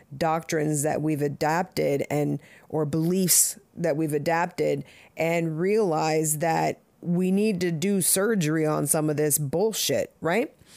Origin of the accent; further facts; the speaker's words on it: Southern California, United States; also born or lived in Jamaica (family); now in Connecticut, United States; I grew up in Southern California